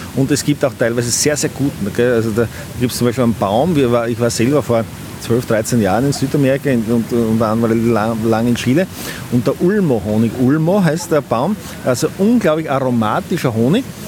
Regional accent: Austria; bin Imker aus Österreich

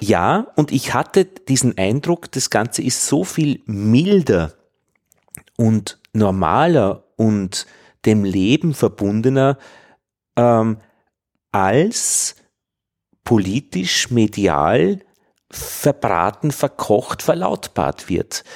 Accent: Upper Austria, Austria; ich bin ja im Katholischen aufgewachsen, im, in Oberösterreich in den 70er Jahren

